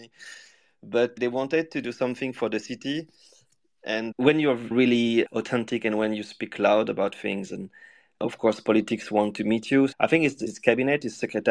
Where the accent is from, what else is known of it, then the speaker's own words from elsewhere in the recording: Lyon, Auvergne-Rhône-Alpes, France; my hometown